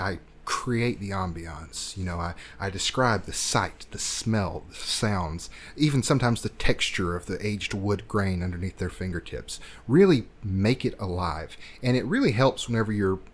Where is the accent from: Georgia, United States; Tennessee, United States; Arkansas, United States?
Georgia, United States; I'm from Georgia